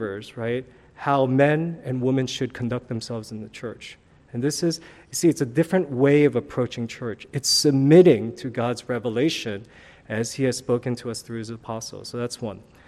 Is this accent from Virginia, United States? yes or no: no; New York City, New York, United States; when I was growing up in New York City